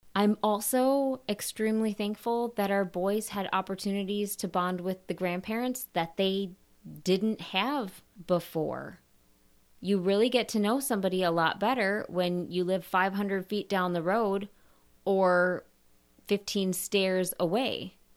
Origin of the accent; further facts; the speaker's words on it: Minnesota, United States; moved away as an adult; also born or lived in Michigan / Wisconsin / Texas; I grew up in Minnesota